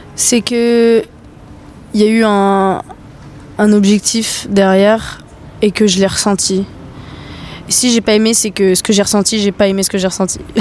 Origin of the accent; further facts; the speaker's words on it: New Caledonia; moved away as an adult; also born or lived in United States; quand je suis rentrée chez moi en Nouvelle-Calédonie